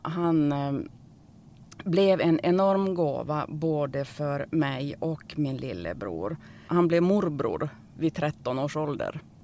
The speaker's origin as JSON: {"language": "Swedish", "region": "Norrland", "country": "Sweden", "said": "jag är ju från Norrland"}